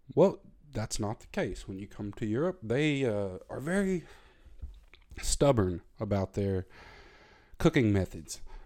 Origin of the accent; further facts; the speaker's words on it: the South, United States; moved away as an adult; now in Germany; I grew up in the South, in America.